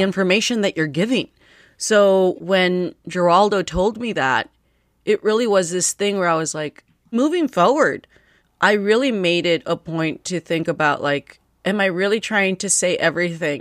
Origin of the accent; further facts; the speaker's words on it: United States; English is a second language; Before they moved to the United States, I was born here and I learned English off of T V